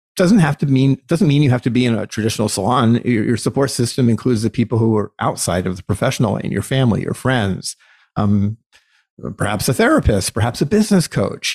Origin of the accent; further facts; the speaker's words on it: United States; as an American citizen